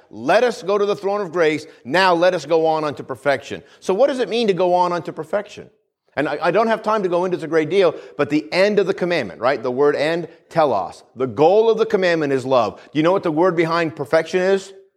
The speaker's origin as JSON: {"language": "English", "region": "New England", "country": "United States", "tie": "born or raised there", "moved": "yes", "said": "Where I grew up, where I grew up in New England"}